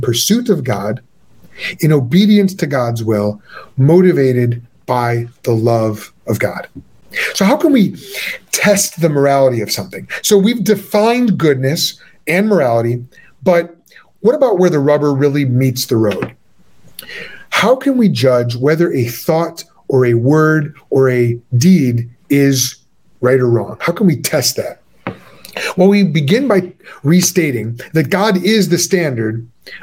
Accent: Chicago, Illinois, United States; I hail from Chicago

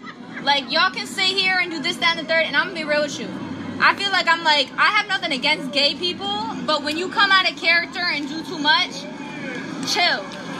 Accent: Flint, Michigan, United States; I'm from Flint, Michigan.

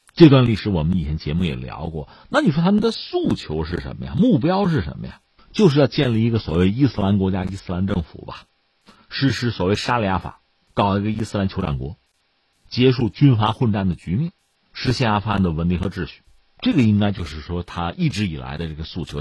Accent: China; 作为中国人

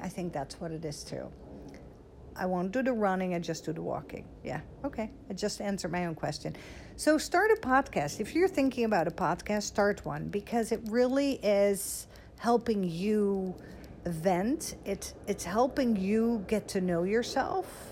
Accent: Netherlands; now in Dallas, United States; I was born and raised in Holland, um, like 20 minutes from Amsterdam

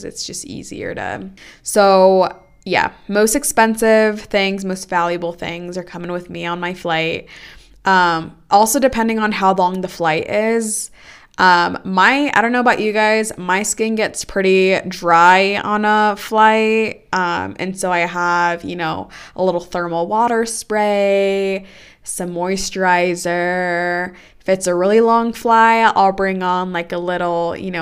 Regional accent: Oakland, California, United States; first language Spanish; English is a second language; being born and raised in Oakland, which is a super diverse place

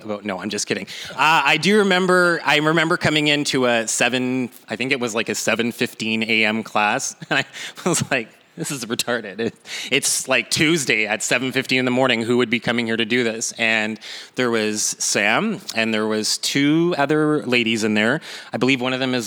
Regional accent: Kenora, Ontario, Canada; moved away as an adult; now in Winnipeg, Canada; born and raised in Kenora, Ontario

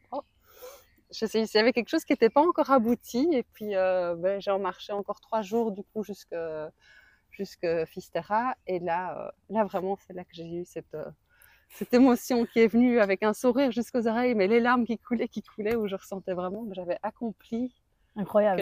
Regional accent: Belgium; de Belgique. De Belgique

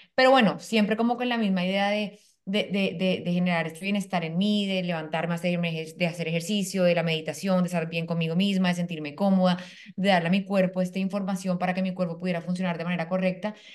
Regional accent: Colombia; moved away as an adult; now in Panama; yo soy colombiana, vivo en Panamá hace dos años

